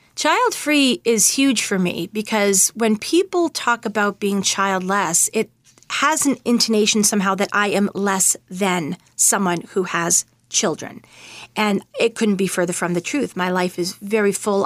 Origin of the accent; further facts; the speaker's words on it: Winchester, Massachusetts, United States; moved away as an adult; also born or lived in Manhattan, New York; I'm from Winchester, Massachusetts, and I live there now as well. I actually spent about ten years in Manhattan, which were very formative years for me. But when I met my husband, I actually asked him if he would be okay with coming back to where I grew up